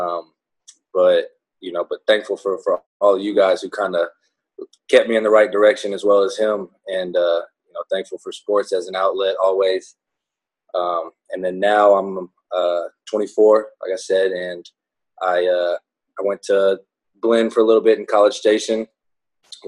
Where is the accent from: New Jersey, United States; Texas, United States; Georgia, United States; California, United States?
Texas, United States; Conroe; also born or lived in Houston, Texas; I was born in Houston, and then we moved to Conroe after my parents split up when I was little. I was probably like 8 years old-ish